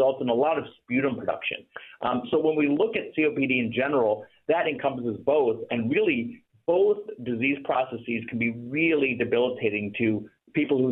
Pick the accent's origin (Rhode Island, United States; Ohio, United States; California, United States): Ohio, United States; Toledo; I grew up in Ohio, in Toledo, Ohio